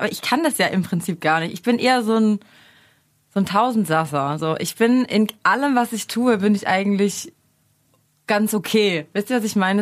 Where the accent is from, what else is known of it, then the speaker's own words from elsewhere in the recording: near Stuttgart, Baden-Württemberg, Germany; moved away as an adult; also born or lived in Mainz / Mannheim; now in Berlin, Germany; Ich komme eigentlich aus der Nähe von Stuttgart und habe aber dann zehn Jahre in Mainz gewohnt